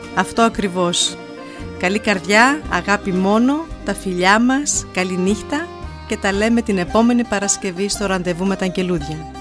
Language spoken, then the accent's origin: Greek; Germany; μαζί μεγαλώσαμε εδώ στη Γερμανία